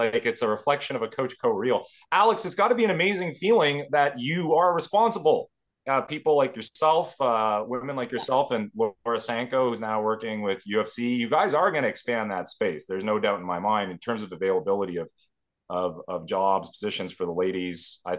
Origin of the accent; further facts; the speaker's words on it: Canada; We are Canadian.